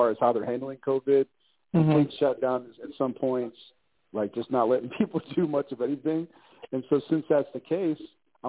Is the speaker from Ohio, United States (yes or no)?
yes; Ohio, United States; now in Colorado, United States; I'm from Ohio, but I live in Colorado now